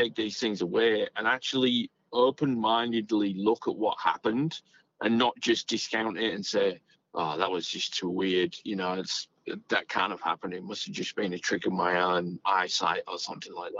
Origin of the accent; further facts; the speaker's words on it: England, United Kingdom; now in Australia; where I grew up in England, the house was built in 1798